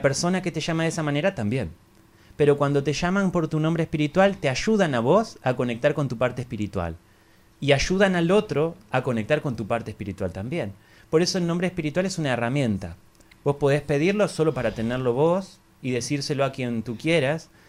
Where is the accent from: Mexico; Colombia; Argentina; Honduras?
Argentina; es una escuela que fundamos junto con mi esposa en el año 2007 en Argentina, de donde yo soy